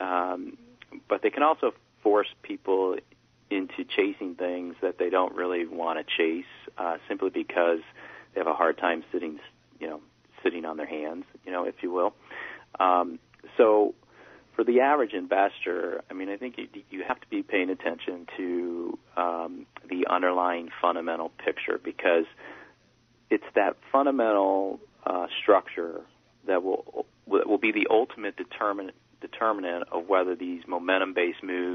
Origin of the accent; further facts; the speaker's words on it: United States; being an American